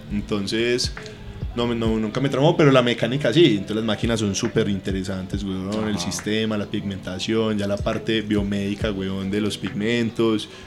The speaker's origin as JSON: {"language": "Spanish", "town": "Pereira", "region": "Risaralda", "country": "Colombia", "moved": "yes", "said": "En esa época nosotros nos vinimos todos de Pereira, entonces mis papás quedaron solos finalmente la perra terminó en Pereira"}